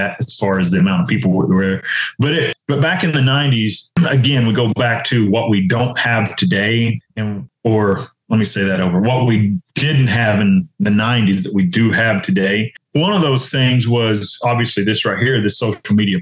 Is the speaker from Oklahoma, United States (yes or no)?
yes; Oklahoma, United States; moved away as an adult; now in Arkansas, United States; I grew up in Oklahoma. I live in Arkansas now, but I mean, it's right there.